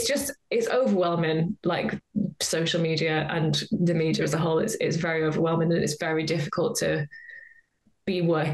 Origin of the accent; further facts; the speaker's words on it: North West England, United Kingdom; now in North East England; I'm from Cumbria originally. I live in the Northeast now, and sometimes people say to me, like, oh, you haven't got a Geordie accent